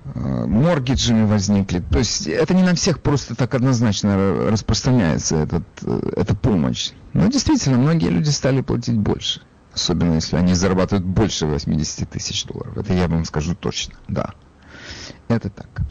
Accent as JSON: {"language": "Russian", "town": "Odesa", "region": "Odesa Oblast", "country": "Ukraine", "said": "я при этом из Одессы"}